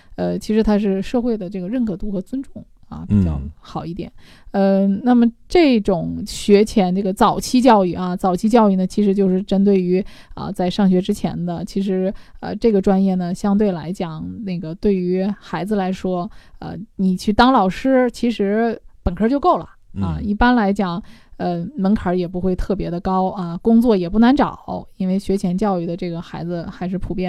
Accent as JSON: {"language": "Chinese", "country": "China", "said": "我们中国人"}